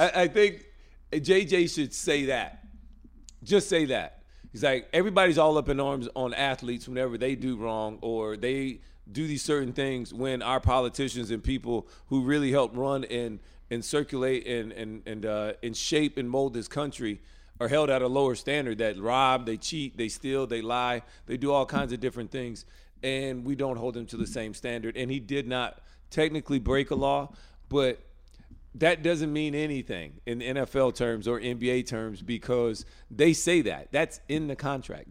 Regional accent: Alabama, United States; moved away as an adult; now in North Carolina, United States; growing up in Alabama my whole life

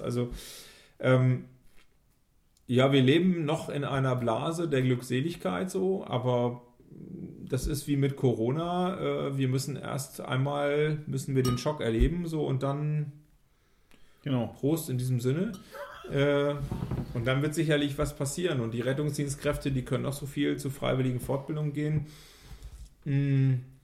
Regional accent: Germany; wir als Deutsche

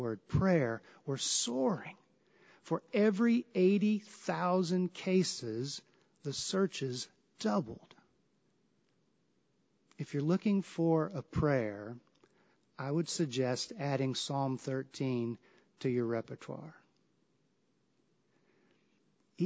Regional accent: the South, United States; I grew up in the South

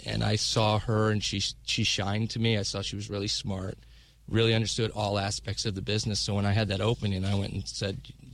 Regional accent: Dallas, Texas, United States; moved away as an adult; also born or lived in Los Angeles; now in New York, United States; Dallas is my hometown, I moved away from there now 20 years ago.

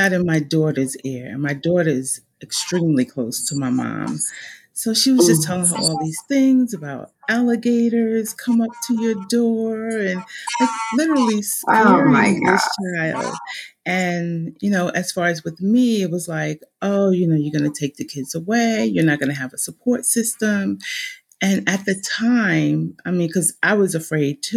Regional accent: New Jersey, United States; moved away as an adult; I'm from New Jersey, born and raised

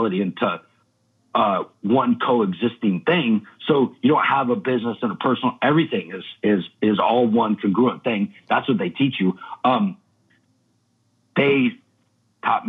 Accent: Redding, California, United States; moved away as an adult; also born or lived in Old Shasta, California; now in Brooklyn, United States; I'm from Reading, California. That's my hometown. I'm actually from Old Shasta, but Reading was it's like right next to it

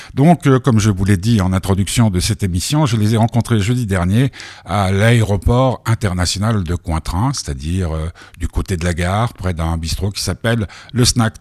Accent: Nice, Provence-Alpes-Côte d'Azur, France; moved away; j'ai grandi à Nice

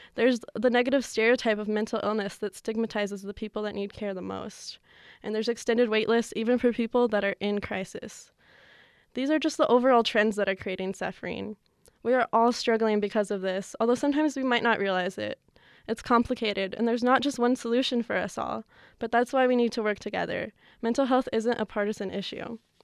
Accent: New Mexico, United States; growing up in New Mexico

